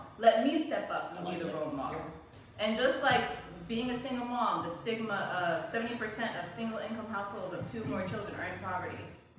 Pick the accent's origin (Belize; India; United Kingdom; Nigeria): Belize; moved away; I grew up in Belize. I'm half black.